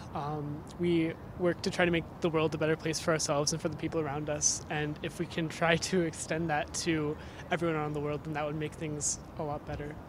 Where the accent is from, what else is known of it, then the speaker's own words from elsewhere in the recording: United States; I'm from the United States